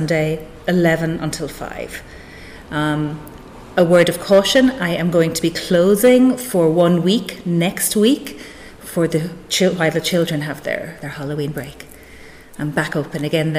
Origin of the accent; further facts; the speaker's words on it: Inishbofin, County Galway, Connacht, Ireland; moved away as an adult; also born or lived in Switzerland; now in Whitegate, Ireland; I'm from Inishbofin, County Galway, originally.